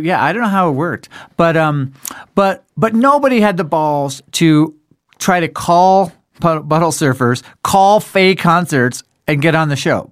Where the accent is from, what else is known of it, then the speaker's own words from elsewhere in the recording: Denver, Colorado, United States; we're from Denver